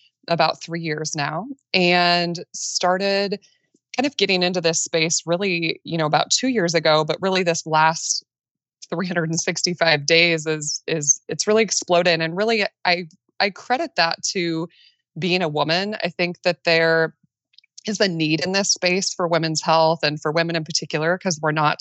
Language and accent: English; Midwest, United States; I live in Nebraska, right in the middle of the United States, born and raised in the Midwest.